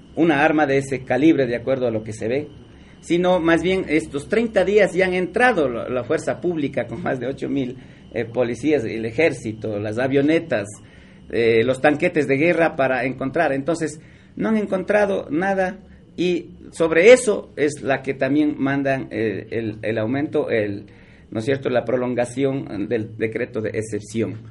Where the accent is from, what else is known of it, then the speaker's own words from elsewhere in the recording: Ecuador; defendiendo nuestra soberanía como ecuatorianos